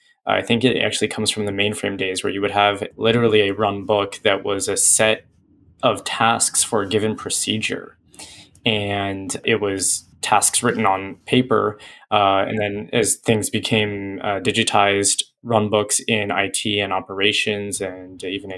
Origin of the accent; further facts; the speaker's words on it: San Francisco Bay Area, California, United States; moved away as an adult; now in Santa Barbara, United States; I came from the San Francisco Bay Area, much like many of us at PagerDuty, but ended up down here in Santa Barbara because that's where I went to school